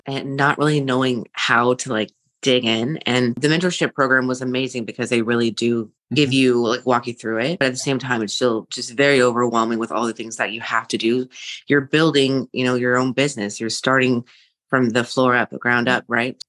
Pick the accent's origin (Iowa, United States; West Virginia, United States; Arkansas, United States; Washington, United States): Washington, United States; Seattle; I am from the Seattle area